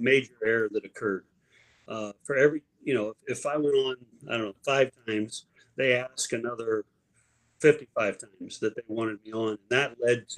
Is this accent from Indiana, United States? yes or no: yes; Indiana, United States; I'm from Indiana